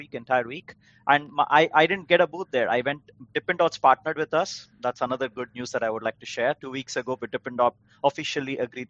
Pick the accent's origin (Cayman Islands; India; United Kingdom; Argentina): India; now in United States; When I came to US from India in the first few years, I was like, why are the stores so huge?